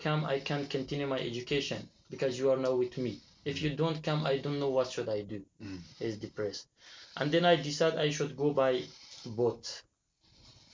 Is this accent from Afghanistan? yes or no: yes; Afghanistan; English is a second language; also born or lived in Iran / Turkey; now in Greece; I come from Afghanistan to Iran by passport.